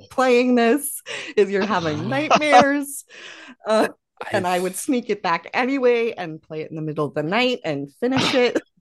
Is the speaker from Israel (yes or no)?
no; Canada; I'm Canadian